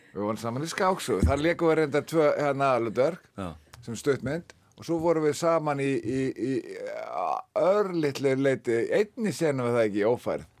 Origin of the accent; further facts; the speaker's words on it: Reykjavík, Capital Region, Iceland; also born or lived in Fossvogur, Reykjavík; þegar ég fekk kemur upp í Breitholt 10-11 ára gammal